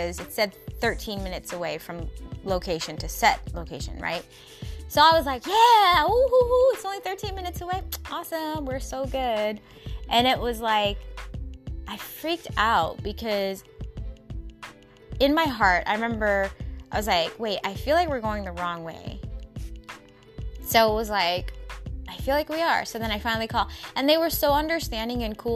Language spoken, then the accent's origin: English; Seattle, Washington, United States; my hometown. Everybody in the 206